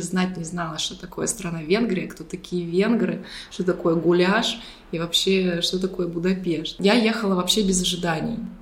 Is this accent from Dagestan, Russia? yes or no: no; Saint Petersburg, Russia; moved away as an adult; also born or lived in Budapest, Hungary; now in Limassol, Cyprus; Мы оба из Питера.